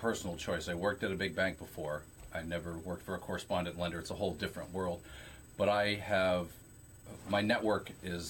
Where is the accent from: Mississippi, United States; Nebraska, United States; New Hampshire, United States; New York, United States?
New Hampshire, United States; Keene; also born or lived in Colorado; I'm from the mean streets of Keene, New Hampshire.